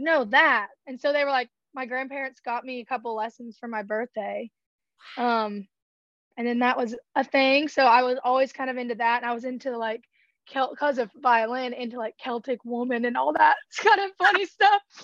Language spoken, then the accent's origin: English; Georgia, United States; I'm from Georgia, so obviously country music was a big part of growing up